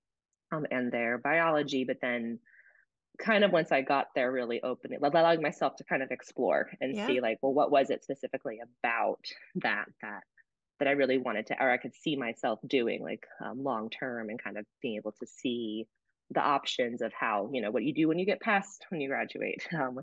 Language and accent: English; New Jersey, United States; moved away as an adult; also born or lived in New Hampshire; now in St. Petersburg, United States; I'm originally from New Jersey